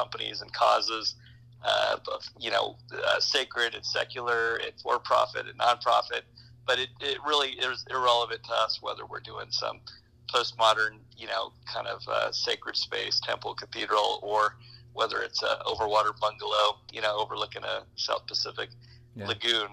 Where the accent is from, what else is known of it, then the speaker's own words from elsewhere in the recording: Germany; moved away; growing up in Europe